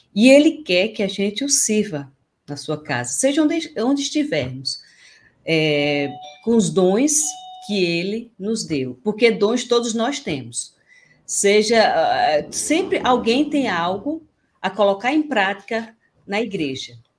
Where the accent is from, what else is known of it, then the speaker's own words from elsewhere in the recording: Campina Grande, Paraíba, Brazil; now in Natal, Brazil; Eu sou natural de Campina Grande